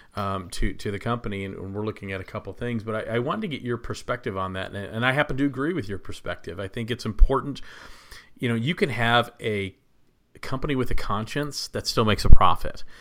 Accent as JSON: {"language": "English", "town": "Plano", "region": "Texas", "country": "United States", "tie": "born or raised there", "moved": "yes", "said": "I grew up in Plano, Texas, just north of Dallas"}